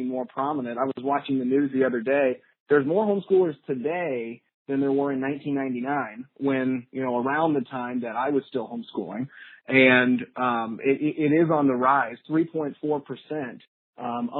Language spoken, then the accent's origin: English; St. Louis, Missouri, United States; growing up in St. Louis, the number one question in St. Louis, of course, is where did you go to high school?